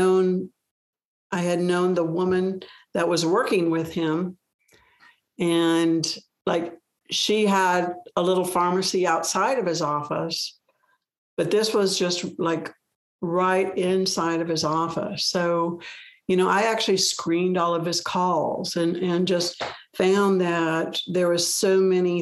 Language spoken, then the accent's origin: English; Omaha, Nebraska, United States; moved away as an adult; I grew up in Omaha, Nebraska